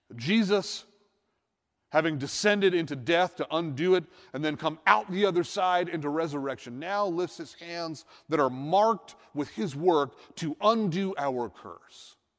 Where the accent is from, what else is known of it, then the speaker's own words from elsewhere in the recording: Northeast, United States; I'm from the Northeast